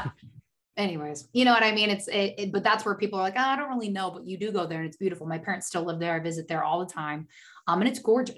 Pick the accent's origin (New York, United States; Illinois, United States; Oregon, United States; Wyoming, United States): Oregon, United States; moved away as an adult; also born or lived in Washington State; now in California, United States; I grew up in Oregon.